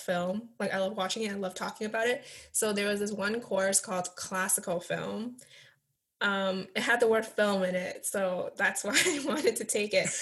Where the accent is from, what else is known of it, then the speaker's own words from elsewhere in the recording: Toronto, Ontario, Canada; I'm a Chinese Canadian. I was born in Toronto.